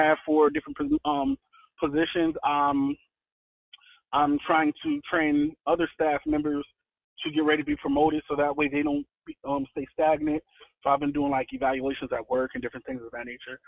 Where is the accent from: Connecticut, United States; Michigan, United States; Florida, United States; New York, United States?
Connecticut, United States; New Haven; moved away as an adult; also born or lived in Selma, Alabama; now in Atlanta, United States; I'm originally from New Haven, Connecticut